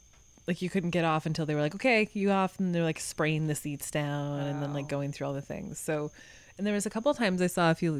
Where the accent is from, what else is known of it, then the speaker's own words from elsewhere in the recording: Montana, United States; I grew up in Montana